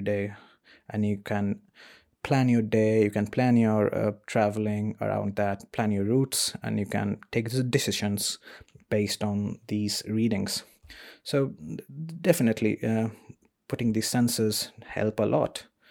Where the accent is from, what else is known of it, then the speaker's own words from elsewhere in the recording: India; moved away as an adult; now in Sheffield, United Kingdom; I was born in India